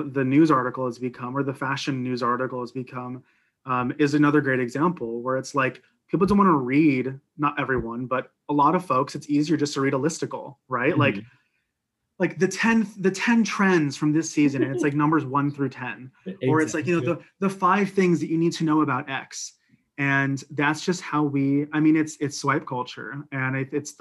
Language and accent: English; Northeast, United States; I'm from the Northeast